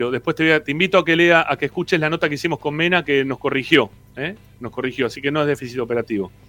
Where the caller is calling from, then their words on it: Lomas de Zamora, Buenos Aires Province, Argentina; de Lomas.